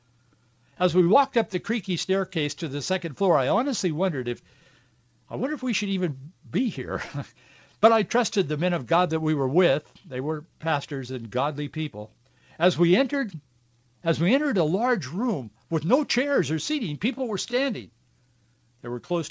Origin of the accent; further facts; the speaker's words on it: United States; I was from the United States